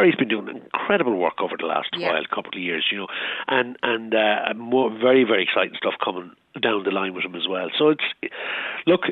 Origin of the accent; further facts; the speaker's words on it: Ireland; we're Irish